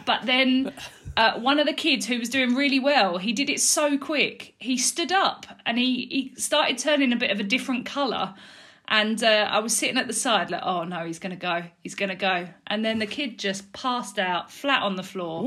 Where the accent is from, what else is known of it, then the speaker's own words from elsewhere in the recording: Dagenham, London, United Kingdom; also born or lived in Balham, London / Mile End, London; I was originally born in Balham in South London. Um, I lived there until I was three, um, and then I moved to Mile End, which is East London, um, and I lived there till I was about eight, um, and then I moved over to Dagenham, um, which I've lived there ever since